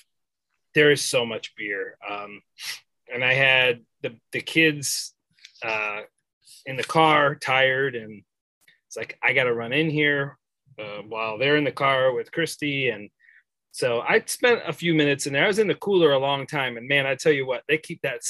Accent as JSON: {"language": "English", "country": "United States", "said": "because I'm from America."}